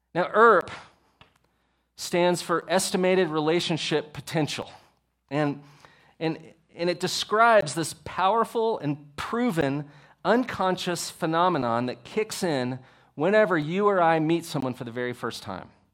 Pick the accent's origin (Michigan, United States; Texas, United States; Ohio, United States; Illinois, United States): Texas, United States; I'm from Texas.